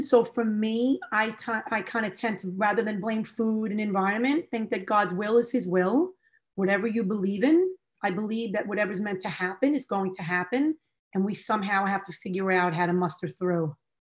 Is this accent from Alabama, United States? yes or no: no; New York, United States; I was born and raised in New York.